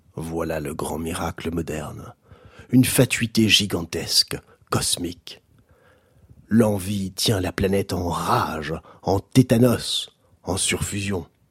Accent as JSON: {"language": "French", "country": "Belgium", "said": "Un type qui a un gros coup, c'est un déconnec chez nous en Belgique"}